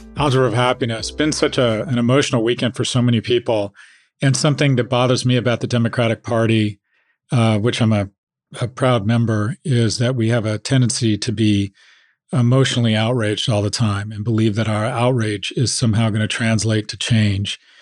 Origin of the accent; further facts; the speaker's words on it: Los Angeles, California, United States; I've I've grown up in America.